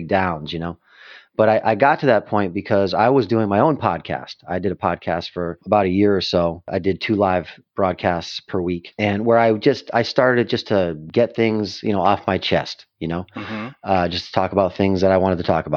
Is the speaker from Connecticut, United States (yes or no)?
no; Western Massachusetts, United States; moved away as an adult; I spent most of my life in Massachusetts, Western Massachusetts